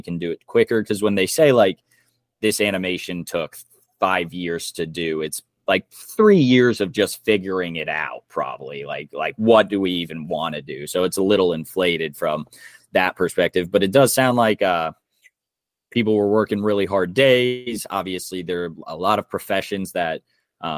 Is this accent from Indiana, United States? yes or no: yes; Indiana, United States; I'm from the Midwest